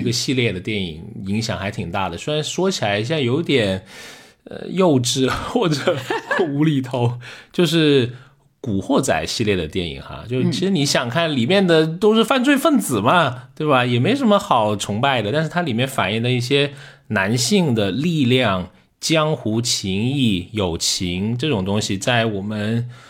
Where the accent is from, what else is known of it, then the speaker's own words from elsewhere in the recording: Liuzhou, Guangxi, China; accent: Liuzhou dialect; moved away; 我们就开始说柳州话在点餐